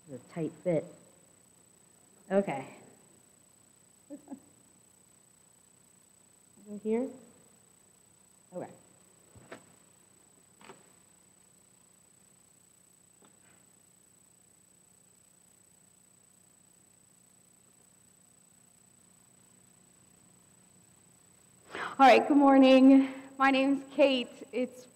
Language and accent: English; Columbiana, United States; I grew up in Columbiana. I've been here all of my life